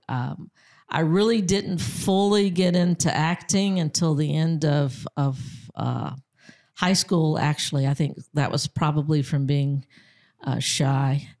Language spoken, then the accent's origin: English; Angleton, Texas, United States; now in Americus, United States; am from Texas. I was uh, born in um, Angleton, Texas, which was a small Texas town on the Gulf Coast